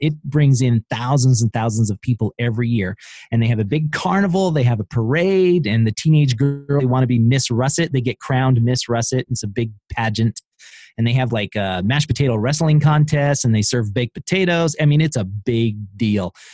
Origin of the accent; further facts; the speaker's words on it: Idaho, United States; I'm from Idaho